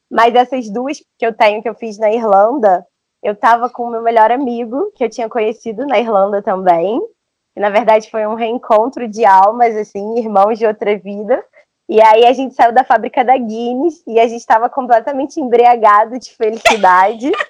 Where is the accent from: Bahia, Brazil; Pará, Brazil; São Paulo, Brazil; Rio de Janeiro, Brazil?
Rio de Janeiro, Brazil; eu sou carioca.